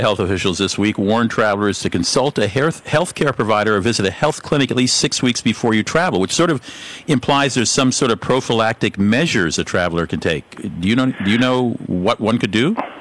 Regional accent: St. Paul, Minnesota, United States; my hometown here in St. Paul

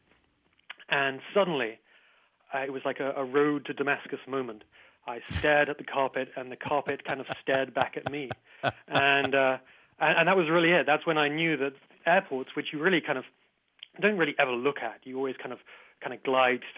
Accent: England, United Kingdom

